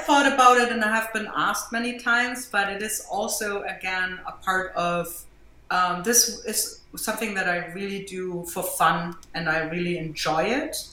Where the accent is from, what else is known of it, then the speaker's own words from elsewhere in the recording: Germany; accent: German; English is a second language; now in Jersey City, United States; I'm from Germany, as you can hear from my accent